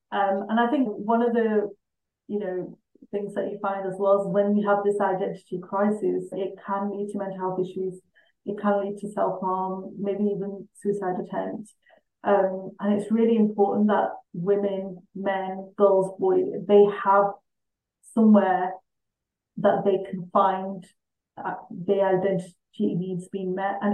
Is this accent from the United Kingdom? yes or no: yes; England, United Kingdom; I'm a British Pakistani.